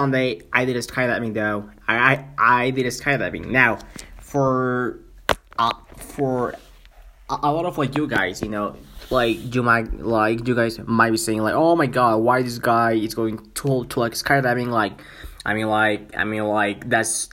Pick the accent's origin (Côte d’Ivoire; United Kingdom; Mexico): Mexico; first language Spanish; English is a second language; also born or lived in Vancouver, Canada; I'm from Mexico though, but I live in Canada for more than 1 year